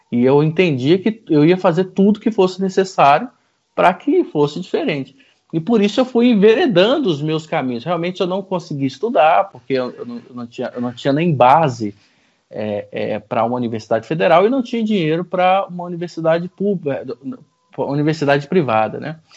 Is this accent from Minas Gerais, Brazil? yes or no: no; Goiânia, Goiás, Brazil; born there; Eu sou uh, …, nasci em Goiânia, na, no, no, no, central do Brasil, né?